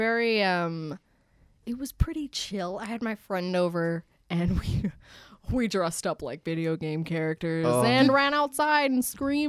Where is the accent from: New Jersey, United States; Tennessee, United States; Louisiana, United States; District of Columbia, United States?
New Jersey, United States; Marlton; moved away; I'm from South Jersey, like, I was in Marlton, which is like Cherry Hill